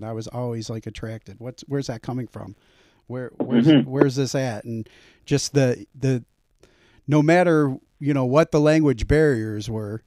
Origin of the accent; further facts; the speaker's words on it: Cleveland, Ohio, United States; I grew up here in the Cleveland area, except for my time when I was away in the military and stuff